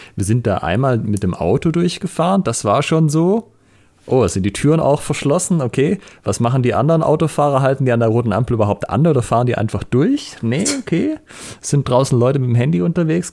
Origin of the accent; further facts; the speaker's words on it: Germany; now in Ulm, Germany; ich bin ja hier auf dem Land aufgewachsen